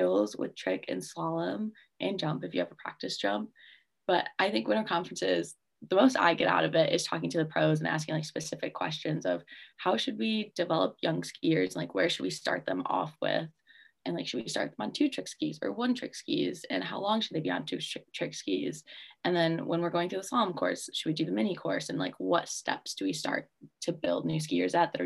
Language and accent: English; West Michigan, United States; I'm from West Michigan